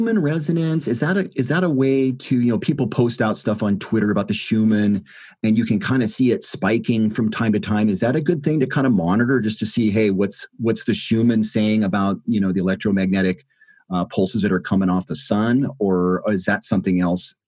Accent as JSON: {"language": "English", "country": "United States", "said": "I'm American, so here in the States"}